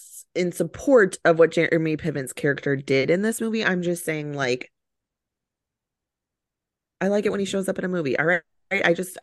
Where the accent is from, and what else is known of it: Chicago, Illinois, United States